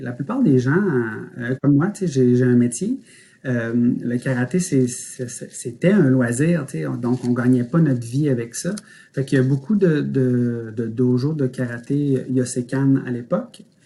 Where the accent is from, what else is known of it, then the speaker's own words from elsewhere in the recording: Quebec City, Quebec, Canada; also born or lived in Montreal; je suis né à Montréal, mais mes parents, j'ai, on a déménagé très tôt. Mon père était contrôleur aérien, donc euh, j'avais pas encore un an que je suis déménagé à cette île, pas longtemps. Puis euh, euh, ensuite Québec. Donc c'est vraiment Québec là, depuis que je suis tout petit